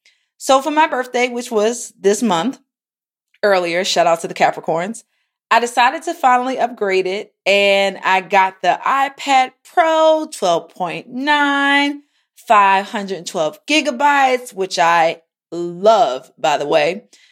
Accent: Baltimore, Maryland, United States; accent: Baltimore; excuse my Baltimore accent

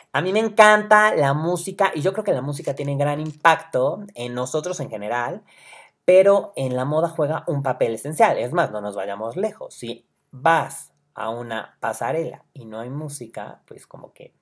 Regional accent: Puebla, Mexico; Soy poblano

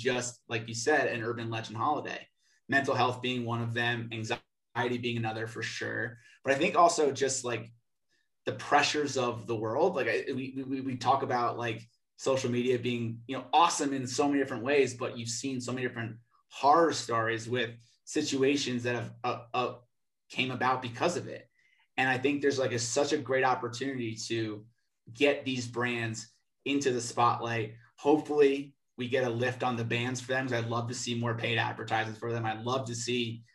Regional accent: New Jersey, United States; moved away as an adult; also born or lived in New York; now in Denver, United States; growing up in New Jersey, living in New York for as long as I did, and you know, moving out here

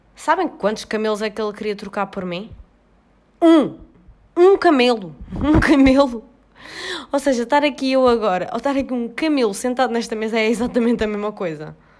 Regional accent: Portugal; eu ia voltar para o meu país de origem

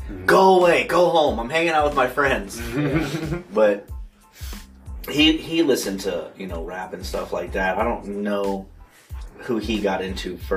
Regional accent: the South, United States; But then, like I said, I grew up in the South, yeah. so like back when I was in high school, it was all about No Limit, …

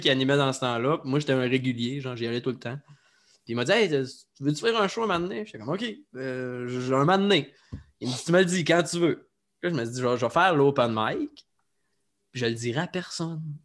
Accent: Saguenay, Quebec, Canada; moved away as an adult; now in Quebec City, Canada; je suis originaire de Jonquière. Jonquière? Au Saguenay

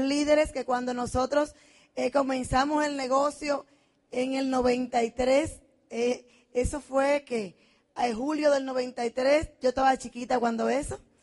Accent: Dominican Republic; moved away as an adult; now in United States; Soy dominicana, vengo de la tierra del merengue

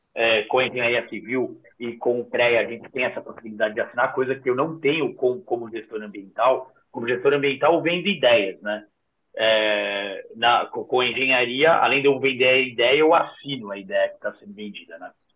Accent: São Paulo, Brazil; Sou da Zona Sul, sou de Interlagos, nasci aqui

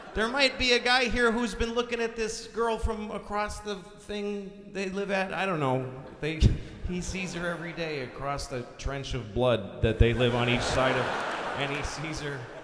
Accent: Boston, Massachusetts, United States; I'm from Boston

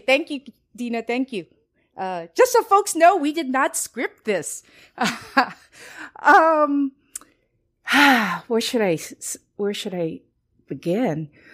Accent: Los Angeles, California, United States; also born or lived in Costa Rica; I am of Chinese descent, but I was born in Costa Rica and I grew up in Los Angeles in, uh, Northeast L A, a very Chicano neighborhood

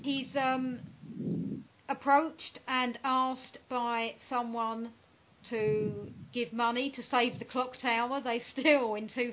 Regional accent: United Kingdom; I'm British

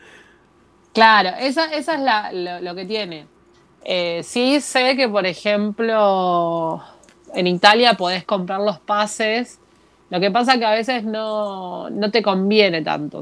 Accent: Argentina; moved away as an adult; soy argentina.

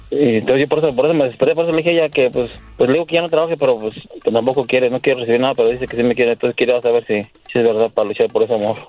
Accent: Querétaro, Mexico; moved away; Yo soy de Querétaro.

